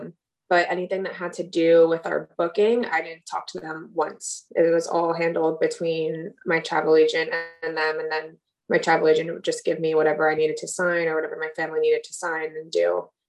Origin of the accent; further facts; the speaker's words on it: East Coast, United States; She's from the West Coast, and I'm from the East Coast.